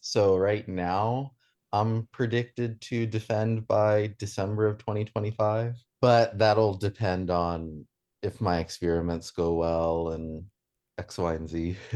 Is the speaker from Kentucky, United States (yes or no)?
no; Staunton, Virginia, United States; I grew up in, um, Midwest Virginia in the Shenandoah Valley in an, in Augusta County. Um, I went to Stanton